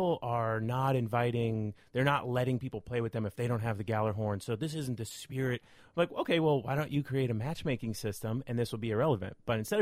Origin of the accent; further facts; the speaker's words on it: Iowa, United States; I'm from Iowa